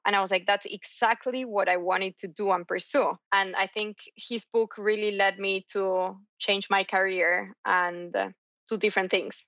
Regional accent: Argentina; I was raised in Argentina

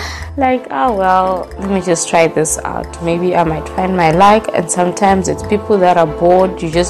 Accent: South Africa; I'm from South Africa.

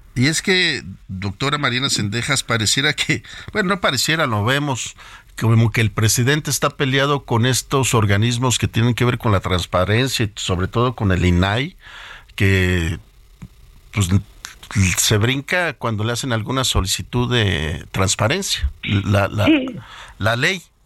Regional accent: Mexico; nosotros como mexicanos y como personas que debemos de preocuparnos por nuestro país

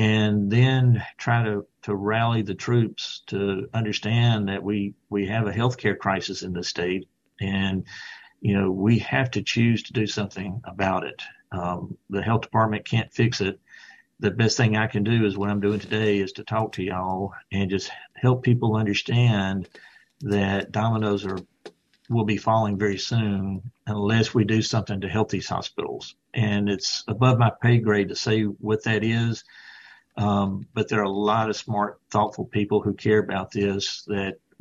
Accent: Greenville, Mississippi, United States; I'm a Delta boy. I grew up in Greenville

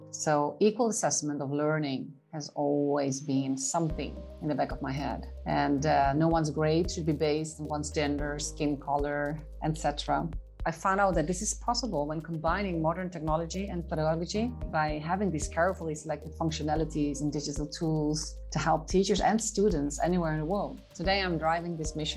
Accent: Haarlem, North Holland, Netherlands; Haarlem, the Netherlands

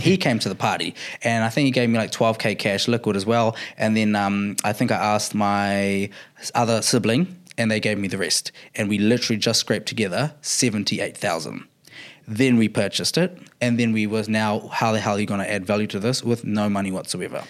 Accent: Auckland, New Zealand; I'm from Auckland

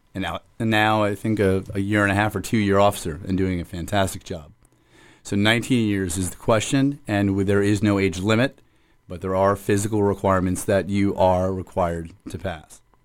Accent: Hollywood, Florida, United States; I, uh, was born and raised in the city of Hollywood and still reside in the city of Hollywood.

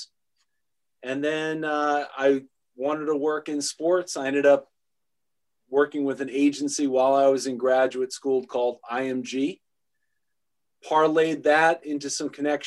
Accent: New York, United States; growing up in New York, that was a thrill

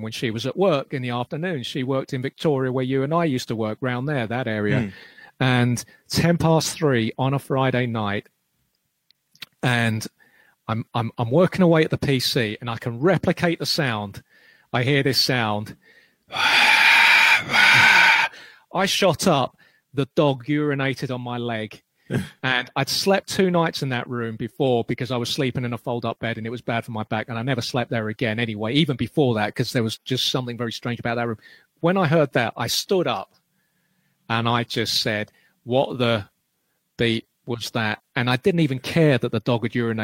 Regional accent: London, United Kingdom; I grew up in Clapham, and when I was little

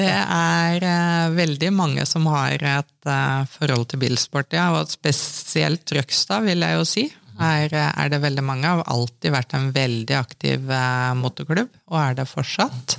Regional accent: Trøgstad, Østfold, Norway; also born or lived in Bergen / Oslo; jeg er født i Bergen, men flytta til Trøgstad når jeg var tre år. Så jeg anser meg sjøl for å være indre østfolding

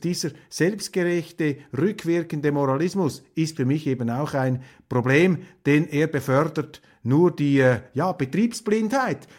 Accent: Switzerland; als Schweizer

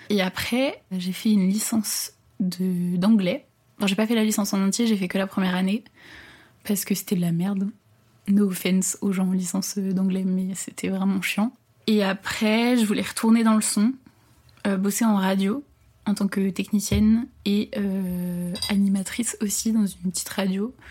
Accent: Paris, Île-de-France, France; je suis née à Paris. Euh, j'ai habité toute euh, ma vie plus ou moins en région parisienne, dans le 92. J'ai 22 ans cette année.

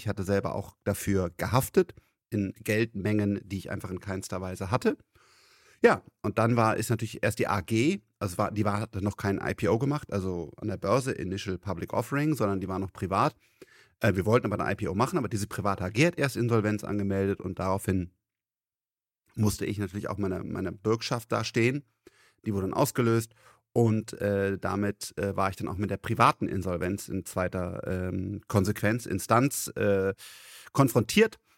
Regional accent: Rhineland, Germany; ich bin Rheinländer

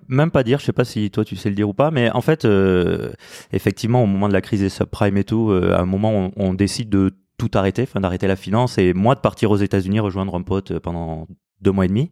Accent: France; also born or lived in Toulouse; on a nos, racines là-bas, même si on a grandi en France

